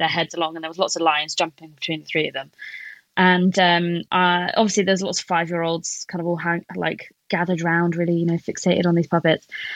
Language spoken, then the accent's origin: English; Plymouth, South West England, United Kingdom; also born or lived in Bristol; Plymouth, which is my hometown.